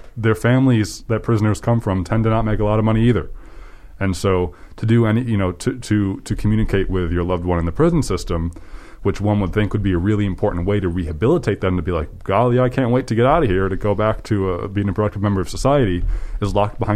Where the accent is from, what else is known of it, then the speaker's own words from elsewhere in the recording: United States; as an American